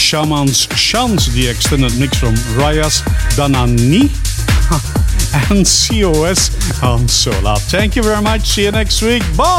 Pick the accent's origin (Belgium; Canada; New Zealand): Belgium; Leuven, Flanders; You know I'm from Belgium, well that's in Leuven, a university city here